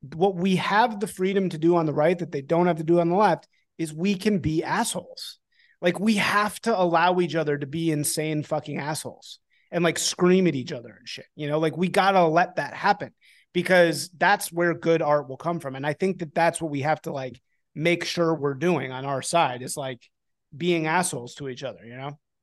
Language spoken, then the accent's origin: English; Chicago, Illinois, United States; moved away as an adult; also born or lived in New Orleans / Washington, District of Columbia, United States; I'm from Chicago.